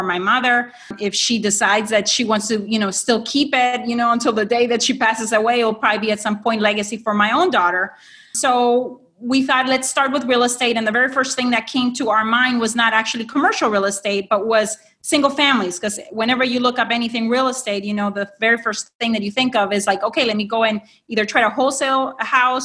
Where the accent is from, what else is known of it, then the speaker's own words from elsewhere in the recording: Honduras; moved away as an adult; now in United States; I am an immigrant from Honduras into the U.S.